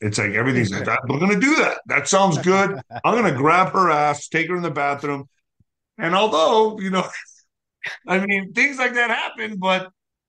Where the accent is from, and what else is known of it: El Paso, Texas, United States